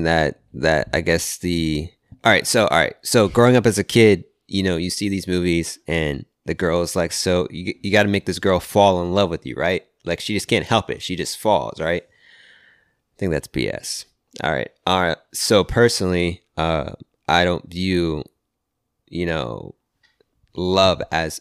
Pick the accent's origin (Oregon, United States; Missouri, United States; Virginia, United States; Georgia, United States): Virginia, United States; I'm from the East Coast. I'm from Virginia